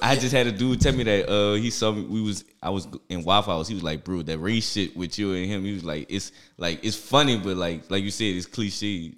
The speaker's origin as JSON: {"language": "English", "town": "New Orleans", "region": "Louisiana", "country": "United States", "said": "I'm from New Orleans"}